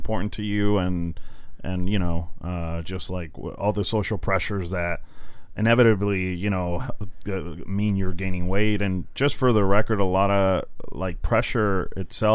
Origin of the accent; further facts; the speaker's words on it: Mexico; now in United States; technically, I guess, an immigrant, I was born in Mexico